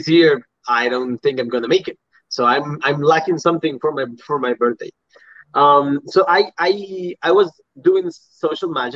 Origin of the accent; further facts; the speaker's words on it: Puriscal, San José, Costa Rica; I went back to my hometown in Puriscal